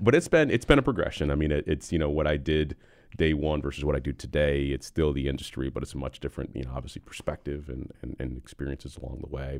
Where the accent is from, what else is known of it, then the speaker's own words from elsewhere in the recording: Buffalo, New York, United States; moved away as an adult; now in Charlotte, United States; I'm originally from Buffalo, New York